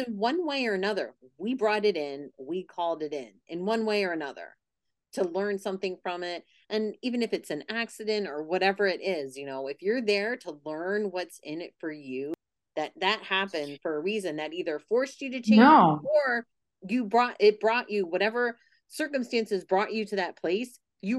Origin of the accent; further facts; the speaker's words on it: Pennsylvania, United States; I'm originally from Pennsylvania and now I'm back the last 2 months.